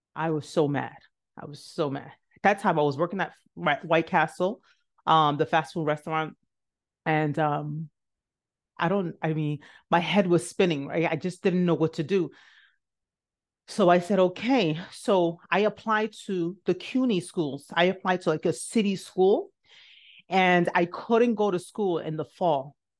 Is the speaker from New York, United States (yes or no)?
yes; New York City, New York, United States; also born or lived in Nigeria; I grew up in the South Bronx